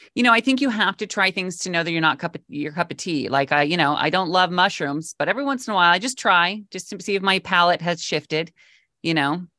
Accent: Mount Vernon, Washington, United States; moved away as an adult; also born or lived in Los Angeles / Palm Springs; now in New York, United States; I grew up in Washington State, right under, like, Bellingham, a little town called Mount Vernon

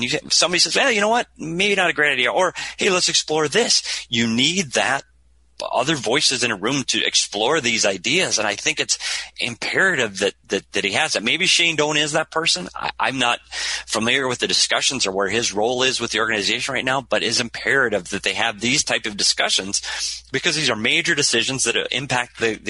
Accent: Minnesota, United States; one of the best places to get pizza in the entire state of Minnesota, my home state.

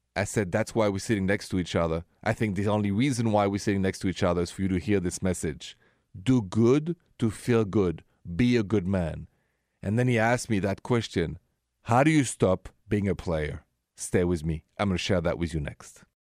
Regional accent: Paris, Île-de-France, France; accent: French; English is a second language; moved away; my accent is French, from Paris actually.

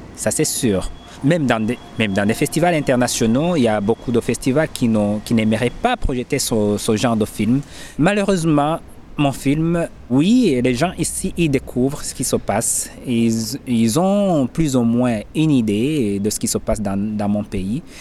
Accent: Burundi; moved away as an adult; j'ai mes parents qui se trouvent au Burundi

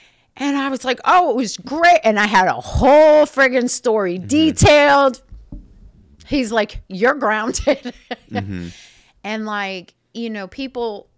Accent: Schenectady, New York, United States; Like Schenectady, which is outside of Albany.

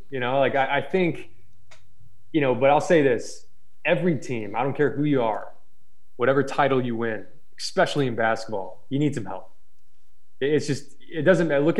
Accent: Atlanta, Georgia, United States; born there; I was born in Atlanta. We moved around a lot.

